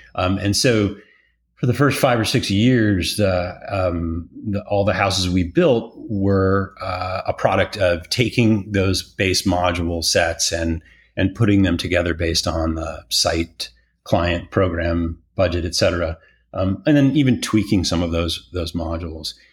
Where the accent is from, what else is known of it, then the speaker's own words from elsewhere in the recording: Detroit, Michigan, United States; also born or lived in Chicago, United States; now in Austin, United States; born and raised in Detroit, working class, middle class, you know, background